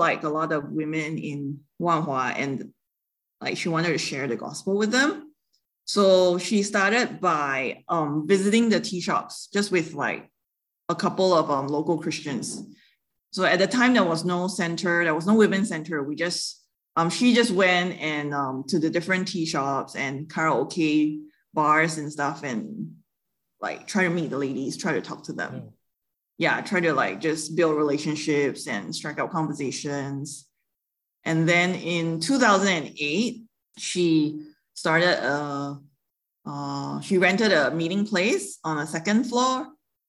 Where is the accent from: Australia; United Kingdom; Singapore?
Singapore; moved away as an adult; now in Taiwan; I grew up in Singapore and born and bred in Singapore. And I moved to Taiwan 12 years ago